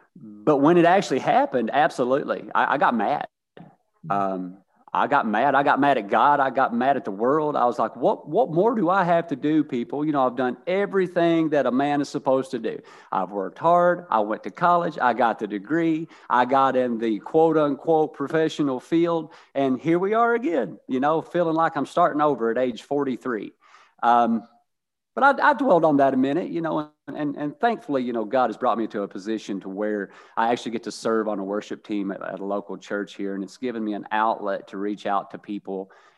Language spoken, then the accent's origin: English; Kentucky, United States; I grew up very humble in Eastern Kentucky, a coal mining town, not a lot of industry, not a lot of income there, kind of a revolving society.